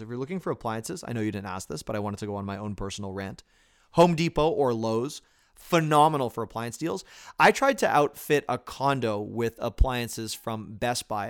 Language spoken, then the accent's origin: English; Toronto, Ontario, Canada; moved away; I was born in Toronto, Canada, and I am Canadian